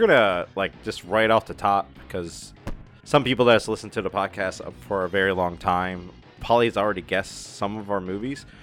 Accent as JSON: {"language": "English", "country": "United States", "said": "I'm not English. I'm American"}